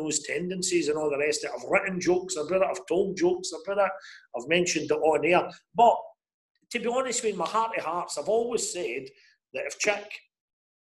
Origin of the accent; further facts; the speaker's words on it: Motherwell, Scotland, United Kingdom; now in Glasgow, United Kingdom; West of Scotland, for me growing up in Motherwell